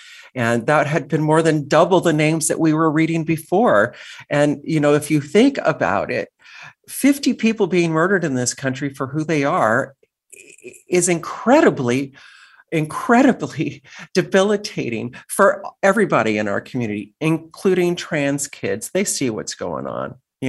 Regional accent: San Diego, California, United States; So I am a child of the border. I grew up here in San Diego and later graduated from San Diego State with a degree in classical guitar

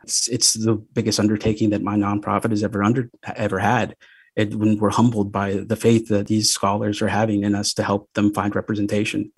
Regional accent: Texas, United States; moved away as an adult; also born or lived in San Diego; now in Tijuana, Mexico; I'm from Texas, graduated law school, came out to become an immigration attorney, uh, out here in San Diego. Then I basically live in Tijuana

